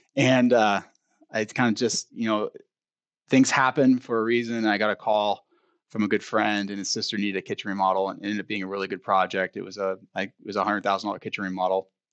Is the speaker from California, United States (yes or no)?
yes; Bay Area, California, United States; moved away as an adult; now in Sacramento, United States; I grew up in the Bay Area, moved up here in about two thousand three